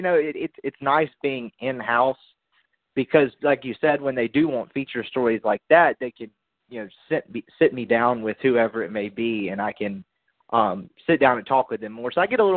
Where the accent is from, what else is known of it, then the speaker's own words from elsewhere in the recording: Jackson, Mississippi, United States; I'm originally from Jackson, Mississippi